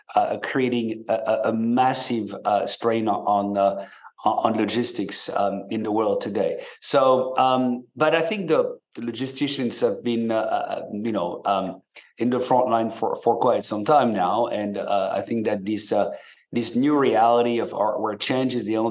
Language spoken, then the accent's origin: English; France; moved away as an adult; now in San Francisco, United States; you may hear a bit of an accent because I grew up in France and moved to the US about 20 years back.